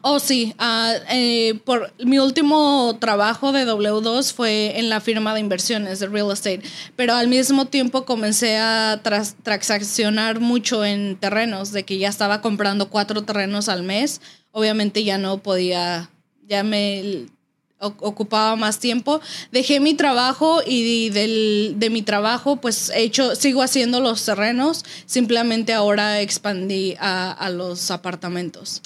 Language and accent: Spanish; Toluca, State of Mexico, Mexico; now in United States; nosotros somos del Estado de México, de Toluca.